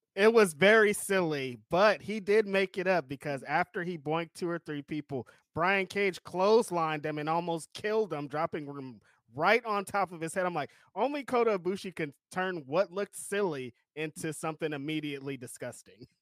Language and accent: English; California, United States; As a Californian